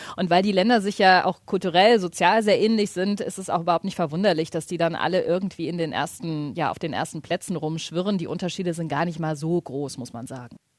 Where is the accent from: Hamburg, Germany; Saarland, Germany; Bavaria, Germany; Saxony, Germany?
Hamburg, Germany; moved away; also born or lived in Scandinavia (likely Finland); ich komme ursprünglich aus Hamburg